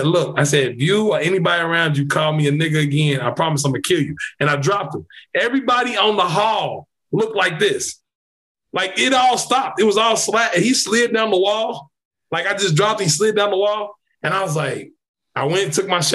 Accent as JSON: {"language": "English", "region": "Kentucky", "country": "United States", "tie": "born or raised there", "said": "I'm from Kentucky."}